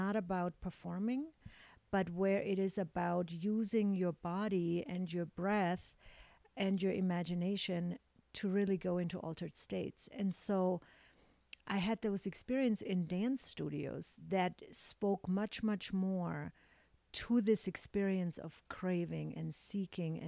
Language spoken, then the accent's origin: English; Augsburg, Bavaria, Germany; moved away; So I grew up in Germany in a very conservative town, small town in Augsburg.